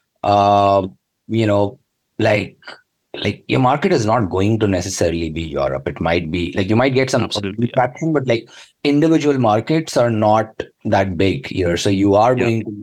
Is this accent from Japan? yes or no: no; Hyderabad, Telangana, India; moved away as an adult; also born or lived in Kashmir / Bangalore; now in London, United Kingdom; I grew up in Hyderabad. So even though I'm from Kashmir originally, which is the northernmost state, because I did all my schooling, my Telugu is better than my Kashmiri